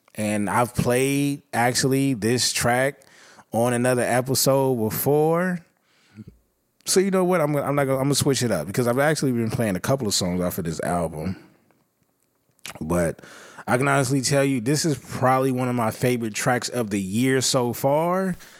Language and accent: English; West Coast, United States; I'm from the West Coast